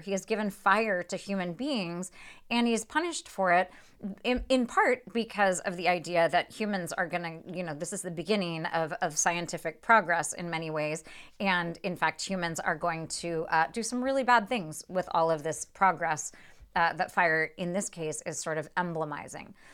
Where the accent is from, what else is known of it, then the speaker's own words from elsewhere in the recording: United States; as an American reader